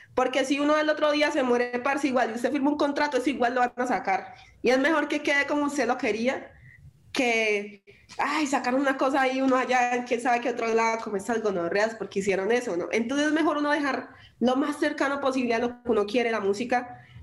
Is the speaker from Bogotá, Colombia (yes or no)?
no; Quibdó, Chocó, Colombia; now in Medellín, Colombia; mi, raíz y mi hogar es en Quibdó